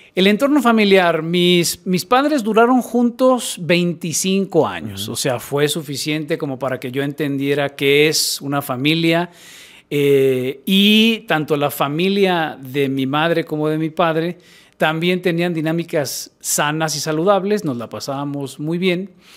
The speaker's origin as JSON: {"language": "Spanish", "town": "Guadalajara", "region": "Jalisco", "country": "Mexico", "tie": "born or raised there", "said": "yo nací en Guadalajara"}